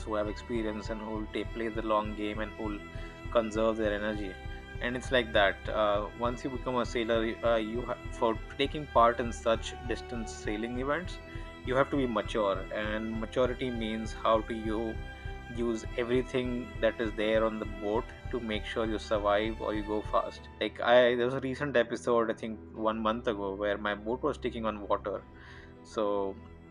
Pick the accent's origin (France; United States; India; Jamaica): India; very normal, very Indian, lower middle class upbringing